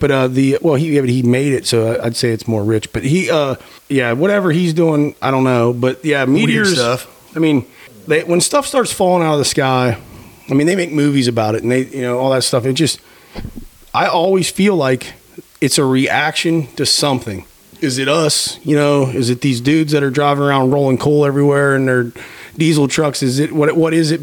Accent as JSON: {"language": "English", "region": "Pennsylvania", "country": "United States", "tie": "born or raised there", "moved": "yes", "said": "I grew up in Pennsylvania"}